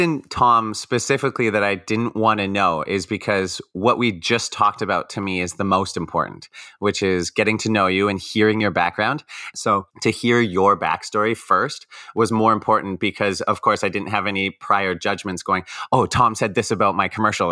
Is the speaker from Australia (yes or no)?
no; Vancouver, British Columbia, Canada; I'm a teacher from Vancouver, British Columbia, here in Canada